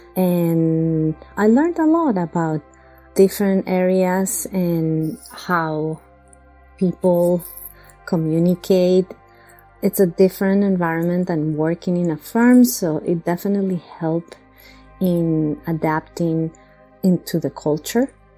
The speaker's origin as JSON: {"language": "English", "region": "Bogotá", "country": "Colombia", "moved": "as an adult", "lives_now": "Long Island, United States", "said": "I come from Bogota, Colombia"}